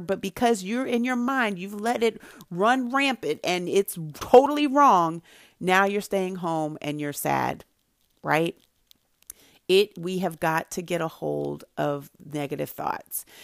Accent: Santa Barbara, California, United States; I grew up in Santa Barbara, California, where there were not a lot of people who looked like me

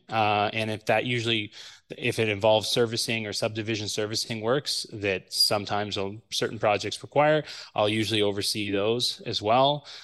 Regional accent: Ottawa, Ontario, Canada; I attended Canterbury High School here in Ottawa

